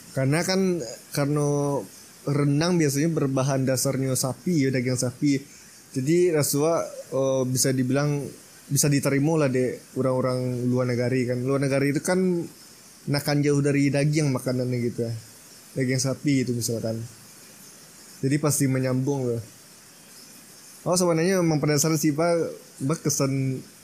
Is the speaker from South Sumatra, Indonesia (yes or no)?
no; Minangkabau, West Sumatra, Indonesia; sebagai orang Minang